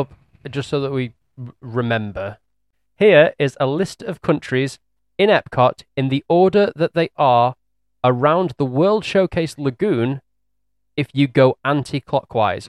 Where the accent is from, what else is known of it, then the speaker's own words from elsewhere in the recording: England, United Kingdom; we're English